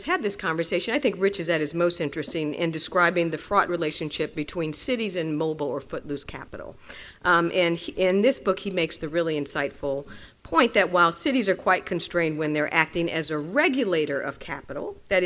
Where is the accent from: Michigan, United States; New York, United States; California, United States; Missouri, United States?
New York, United States; New York City; as a New Yorker